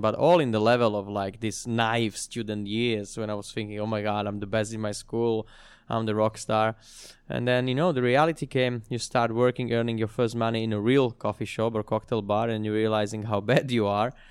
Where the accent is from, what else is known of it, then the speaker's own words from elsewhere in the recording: Slovakia; moved away as an adult; also born or lived in London, United Kingdom; now in Sydney, Australia; going back home to Slovakia, where I'm from, to my hometown